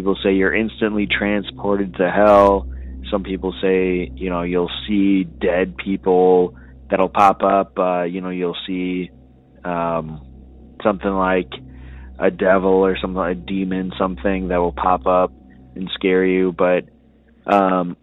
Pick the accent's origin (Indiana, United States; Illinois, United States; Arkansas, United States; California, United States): Illinois, United States; Collinsville; I am from Collinsville, Illinois